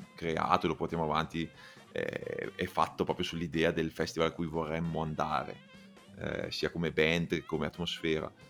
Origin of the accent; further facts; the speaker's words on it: Bergamo, Lombardy, Italy; also born or lived in Milan; da Bergamasco